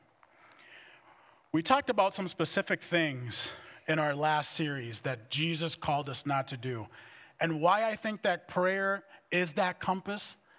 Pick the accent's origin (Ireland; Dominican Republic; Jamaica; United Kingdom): Dominican Republic; moved away as an adult; also born or lived in Minneapolis; I was raised in the Dominican Republic.